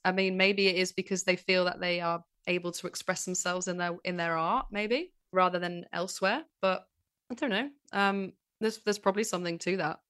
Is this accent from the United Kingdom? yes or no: yes; Manchester, North West England, United Kingdom; accent: northerner; I'm from Manchester